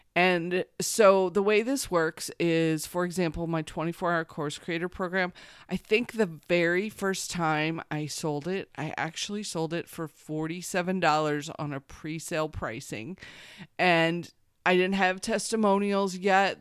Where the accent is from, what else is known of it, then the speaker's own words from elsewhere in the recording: Missouri, United States; I grew up in Missouri